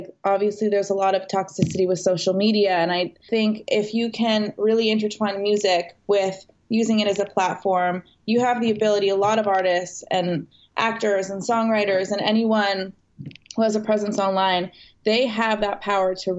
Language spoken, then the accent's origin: English; Canada; moved away as an adult; now in West Hollywood, United States; I grew up in Canada. I moved to West Hollywood